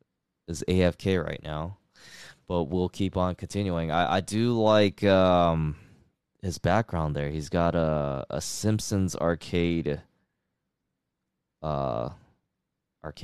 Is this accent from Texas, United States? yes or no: no; California, United States; born or raised there